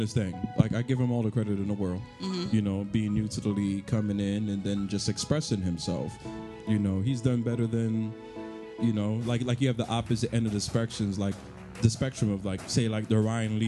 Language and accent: English; Antigua & Barbuda; also born or lived in Grenada; I'm from Antigua